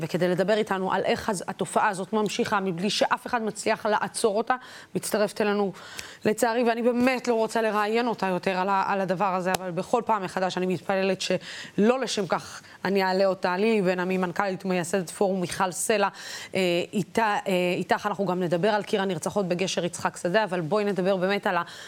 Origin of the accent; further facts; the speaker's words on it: Beersheba or Dimona, Southern District, Israel; moved away; לגור בבאר שבע או לגור בדימונה, אה, לצורך העניין מאיפה שאני מגיעה